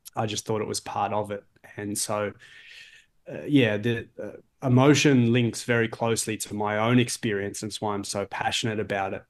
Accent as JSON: {"language": "English", "town": "Melbourne", "region": "Victoria", "country": "Australia", "moved": "yes", "lives_now": "Toronto, Canada", "said": "I'm in Toronto, Ontario. I'm from Melbourne, Australia."}